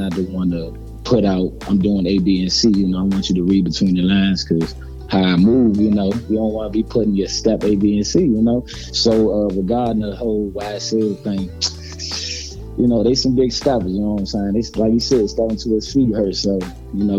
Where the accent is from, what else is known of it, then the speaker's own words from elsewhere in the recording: Maryland, United States; I'm from Maryland. I'm from the DMV, D.C., Maryland, Virginia.